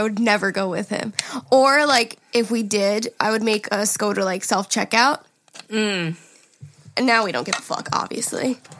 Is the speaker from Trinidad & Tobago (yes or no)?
no; Medicine Hat, Alberta, Canada; Hey, listen, Jari … I'm from Medicine Hat, Alberta.